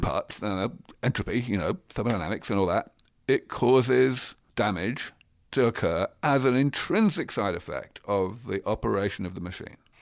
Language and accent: English; London, United Kingdom; moved away as an adult; also born or lived in Cambridge, England; now in Silicon Valley, United States; I grew up in London. I spent maybe twenty-five or more years of my life in Cambridge, in England, and now I live here in Silicon Valley.